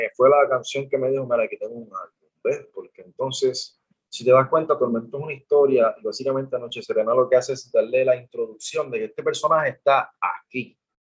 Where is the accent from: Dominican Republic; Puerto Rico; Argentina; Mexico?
Puerto Rico; mi situación actual como puertorriqueño